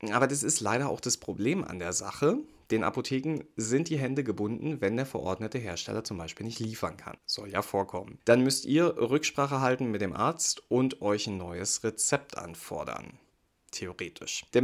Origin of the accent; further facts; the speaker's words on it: Brandenburg, Germany; Und dafür machen wir eine Reise in mein Heimatbundesland, nach Brandenburg.